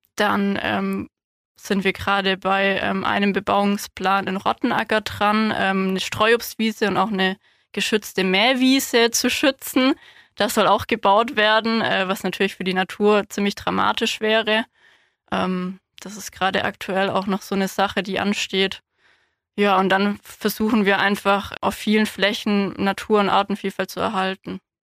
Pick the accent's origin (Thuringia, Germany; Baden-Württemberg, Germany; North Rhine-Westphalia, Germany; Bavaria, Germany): Baden-Württemberg, Germany; Ulm; also born or lived in Marbach / Hohenheim / Tübingen; now in Landkreis Heidenheim, Germany; Ich bin hier in Ulm aufgewachsen, im Ortsteil Donaustetten